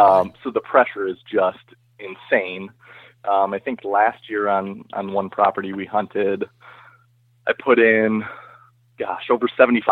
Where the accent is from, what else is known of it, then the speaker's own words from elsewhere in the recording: Illinois, United States; I am from Northern Illinois, and I work for a company called Abbott Labs.